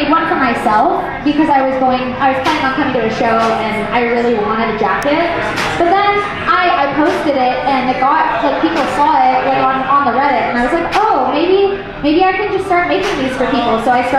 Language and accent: English; Montreal, Quebec, Canada; I'm from Montreal.